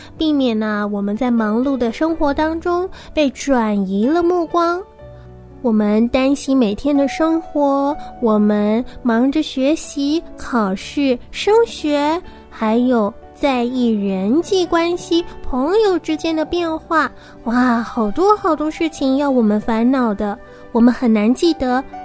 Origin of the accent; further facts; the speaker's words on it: Shanghai, China; 今年六岁七个月，我来自上海